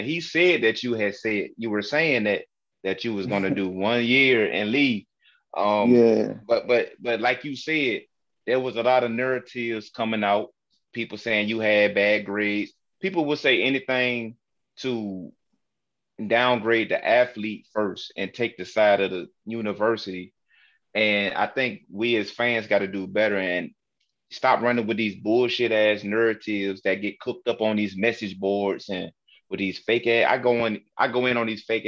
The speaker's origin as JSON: {"language": "English", "town": "Newport News", "region": "Virginia", "country": "United States", "tie": "born or raised there", "said": "a school Michael Vick played for from my hometown, New Paternus, Virginia"}